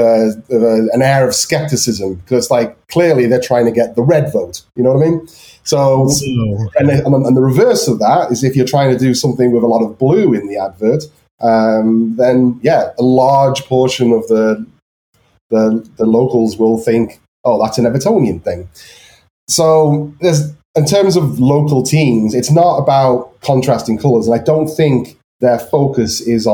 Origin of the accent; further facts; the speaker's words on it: Liverpool, North West England, United Kingdom; I think, like, again, I'm from Liverpool.